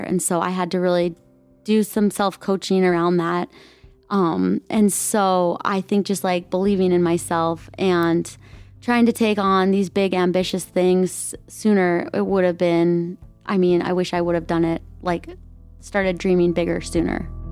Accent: Minnesota, United States; I grew up in Minnesota, very traditional Midwest.

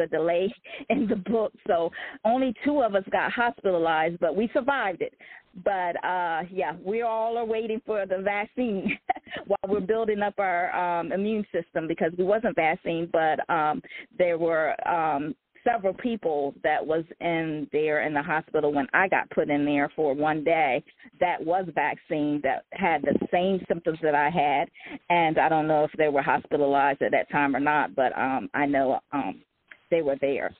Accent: Salisbury, Maryland, United States; I'm in from uh, Salisbury, Maryland, on the Eastern Shore, raised there

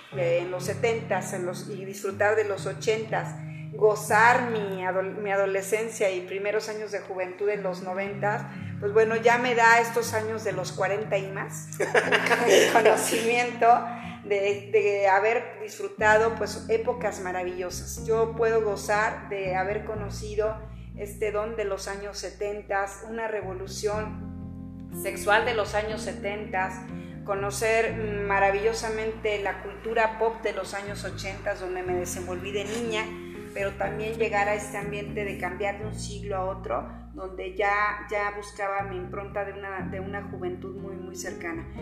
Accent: Zamora, Michoacán, Mexico; Soy zamorana y bueno, toda mi vida la he pasado en Zamora.

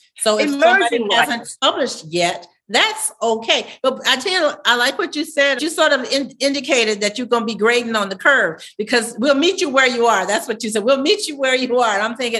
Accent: Savannah, Georgia, United States; I'm from Savannah

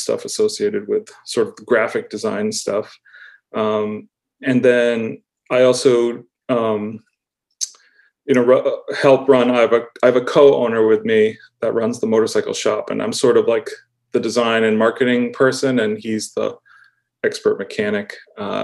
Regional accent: Auburn, Massachusetts, United States; moved away as an adult; now in Western Massachusetts, United States; I grew up in just outside of Worcester in Auburn, Mass

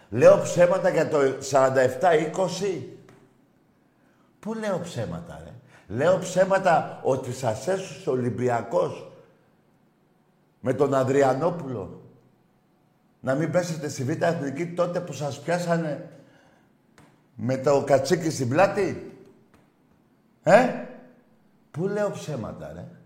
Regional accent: Crete, Greece; από Κρήτη.

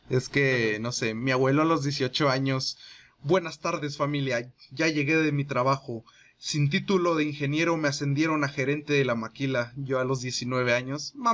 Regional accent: Chihuahua, Mexico; somos de Chihuahua

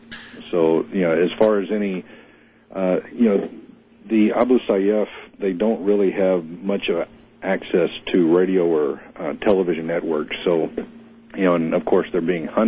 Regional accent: United States; now in Philippines; since I'm an American, a lot of my Filipino friends have been calling me for updates.

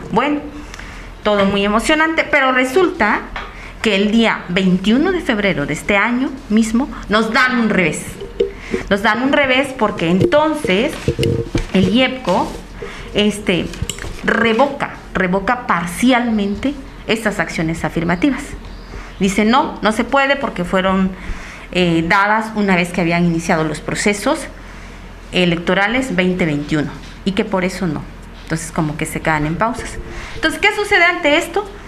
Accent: Mexico; Recuerdo cuando fui a estudiar la secundaria, o sea, de mi pueblo a la, a la cabecera municipal ya me tocó vivir discriminación, pues por ser afro-mexicana, por ser negra, ¿no?

